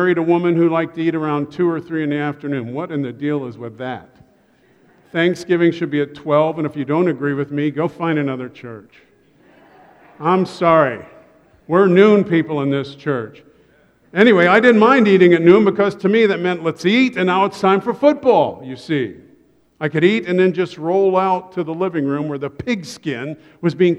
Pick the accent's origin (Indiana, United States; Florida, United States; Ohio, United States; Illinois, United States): Ohio, United States; Columbus; I grew up in Columbus, Ohio